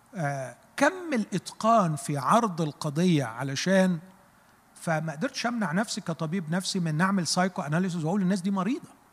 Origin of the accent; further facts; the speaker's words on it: Egypt; احنا كمصريين